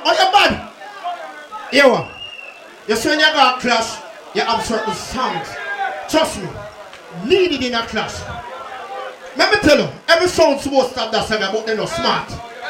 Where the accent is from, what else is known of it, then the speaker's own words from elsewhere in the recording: Clarendon, Jamaica; Now, I come from Clarendon, right? I have been playing the Clarendon artist. Me is a country boy.